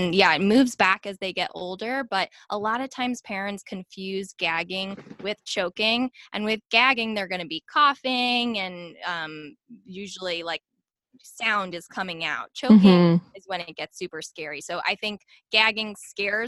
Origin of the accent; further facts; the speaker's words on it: New Jersey, United States; accent: Jersey; now in Dallas, United States; We live in Dallas. I'm from New Jersey, and I really try to tone down my Jersey accent